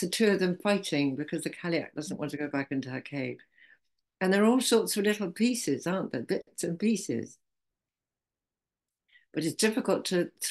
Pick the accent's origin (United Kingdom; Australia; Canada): United Kingdom; Zennor, South West England; I come from Zena